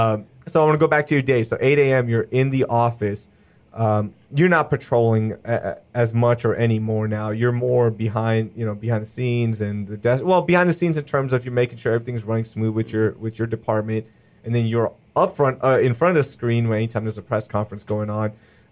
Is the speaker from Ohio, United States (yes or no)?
no; Sugar Land, Texas, United States; And I grew up here in Sugar Land, so, you know, using 59 all the time and all that good stuff.